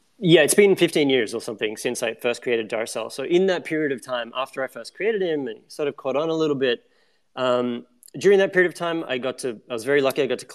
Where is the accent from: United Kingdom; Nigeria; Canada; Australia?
Australia; now in New York, United States; Back in 2008, I moved to New York in 2007. And when I moved here, I'm still based in New York now, I came from Australia.